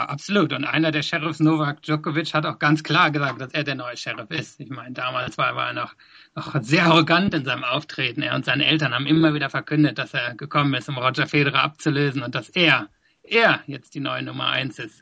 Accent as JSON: {"language": "German", "region": "West Germany", "country": "Germany", "tie": "born or raised there", "also_born_or_lived": "South Africa", "moved": "as an adult", "lives_now": "London, United Kingdom", "said": "ich bin in Deutschland aufgewachsen bis nach der Schule"}